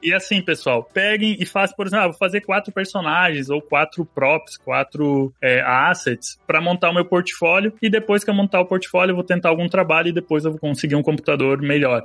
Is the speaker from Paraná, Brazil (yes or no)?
no; interior of Rio Grande do Sul, Brazil; moved away; also born or lived in Joinville; eu cresci numa cidadezinha minúscula no interior do Rio Grande do Sul